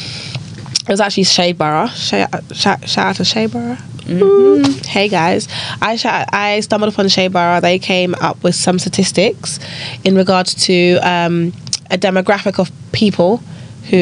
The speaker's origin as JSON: {"language": "English", "country": "United Kingdom", "said": "I myself, I would class myself as British."}